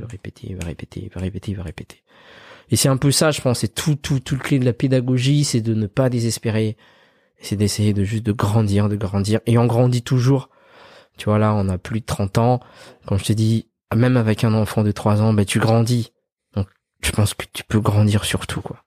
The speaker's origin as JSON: {"language": "French", "country": "Madagascar", "tie": "born or raised there", "also_born_or_lived": "France", "moved": "yes", "said": "on a grandi à Madagascar"}